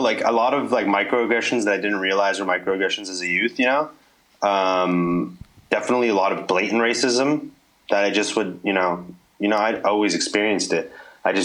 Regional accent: California, United States; You know, California, that's where I was raised. That's where I was born and bred. And that's it. I hold it down for California always.

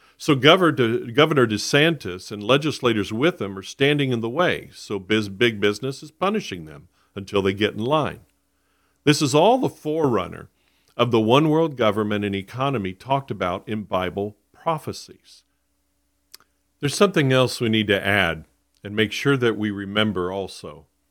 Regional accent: South Florida, United States; I was born and raised in Florida. I grew up in South Florida.

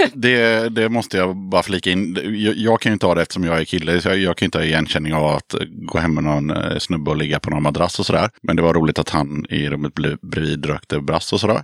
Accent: Sweden; vi är svenskar

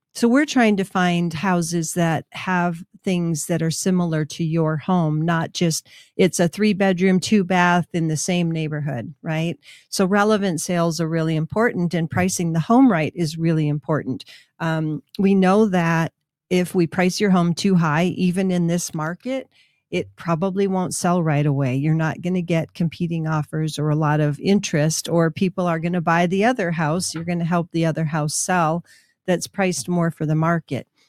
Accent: Minnesota, United States; now in Albuquerque, United States; Orono was in my school district when I was growing up in Minnesota.

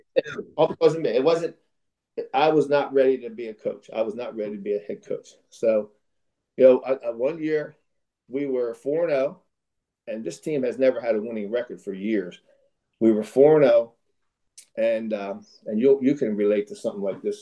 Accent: Philadelphia, Pennsylvania, United States; also born or lived in West Virginia / Virginia; I'm from Philadelphia

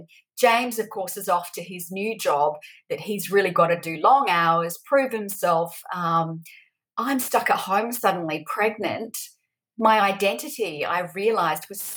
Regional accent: New Zealand; moved away as an adult; I'm originally from New Zealand

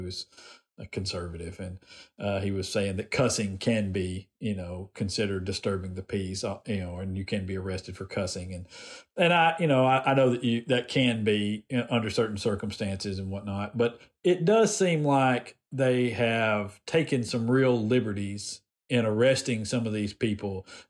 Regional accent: Decatur, Alabama, United States; I grew up in Decatur.

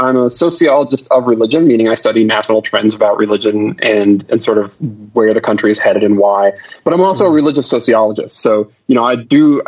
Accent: Southlake, Texas, United States; I grew up in Southlake actually, way before it was what Southlake is now

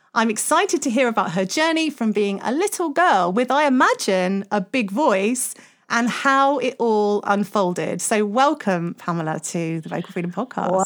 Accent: United Kingdom; we're British

